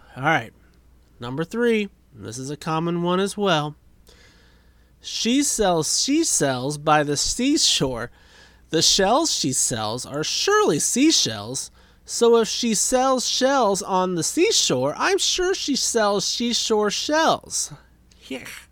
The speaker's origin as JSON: {"language": "English", "town": "St. Paul", "country": "United States", "tie": "born or raised there", "also_born_or_lived": "Indianapolis, Indiana / Speedway, Indiana / Danville / Greensburg", "said": "I was born in Indianapolis, lived in Speedway, Danville for a hot minute, Greensburg for a few years, and then I spent the rest of my childhood from age 9 in St. Paul"}